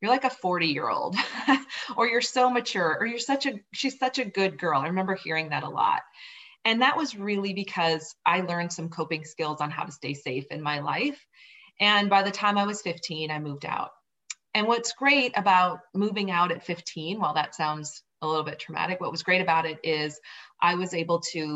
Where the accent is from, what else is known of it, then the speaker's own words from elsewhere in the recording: Southern Minnesota, United States; moved away as an adult; also born or lived in Boulder, Colorado; I grew up on a farm in Southern Minnesota, and I loved living on the farm